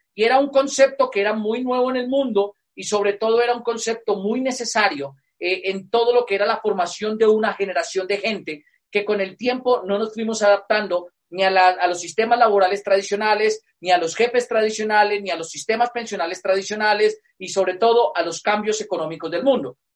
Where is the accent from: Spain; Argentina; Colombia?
Colombia; Moniquirá, Boyacá; yo soy colombiano. Y yo nací en una provincia en Colombia, acá se llaman departamentos, que es una provincia por tradición agrícola.